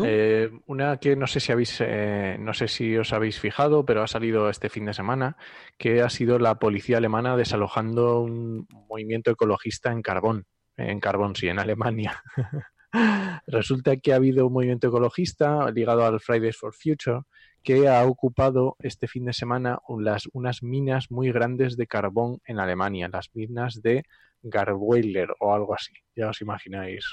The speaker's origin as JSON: {"language": "Spanish", "region": "Asturias", "country": "Spain", "said": "yo también soy asturiano"}